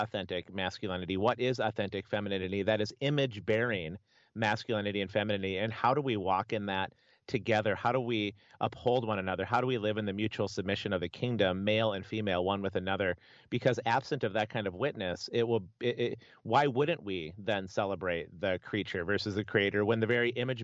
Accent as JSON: {"language": "English", "region": "Minnesota", "country": "United States", "tie": "born or raised there", "said": "I grew up in Minnesota"}